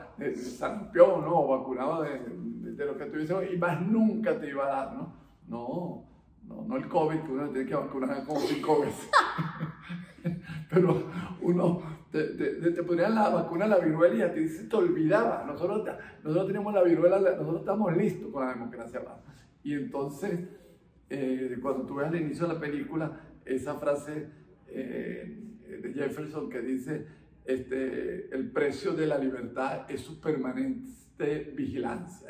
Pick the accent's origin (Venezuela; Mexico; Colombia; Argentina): Venezuela; Caracas, Capital District; also born or lived in France; nosotros nos sintiésemos totalmente este, caraqueños.